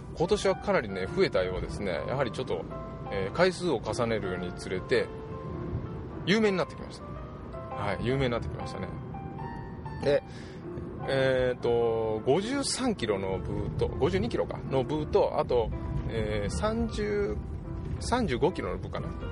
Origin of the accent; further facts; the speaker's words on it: Japan; also born or lived in Osaka; うちの田舎から近いんですけども、えー、熊野